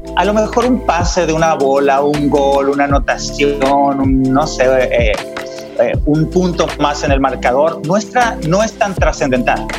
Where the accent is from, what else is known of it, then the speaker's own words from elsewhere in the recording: Mexico; moved away as an adult; now in San Diego, United States; como mexicanos